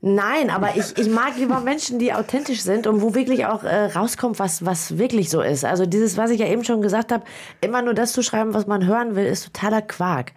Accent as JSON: {"language": "German", "town": "Büren", "region": "North Rhine-Westphalia", "country": "Germany", "said": "ich komme aus Büren"}